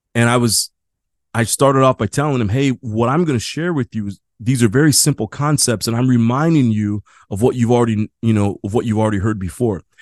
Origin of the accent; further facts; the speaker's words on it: Midwest, United States; now in San Diego, United States; living in San Diego, I'm from the Midwest